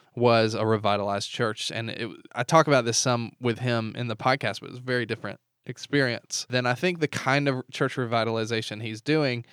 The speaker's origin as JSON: {"language": "English", "region": "the South", "country": "United States", "tie": "born or raised there", "said": "I grew up in the South where all my friends went to church"}